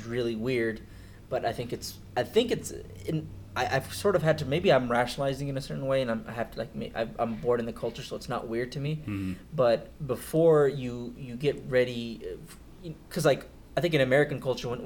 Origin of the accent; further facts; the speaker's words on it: Pakistan; I'm Pakistani and I'm Muslim